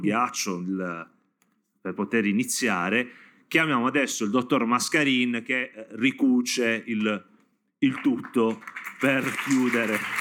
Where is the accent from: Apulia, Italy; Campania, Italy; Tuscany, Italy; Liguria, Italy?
Apulia, Italy; da pugliese do gli accenti sbagliati e cognomi qua in zona